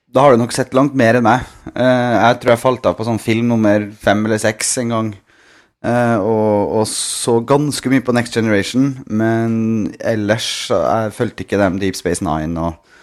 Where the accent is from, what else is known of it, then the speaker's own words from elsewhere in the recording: Norway; hjemme i Norge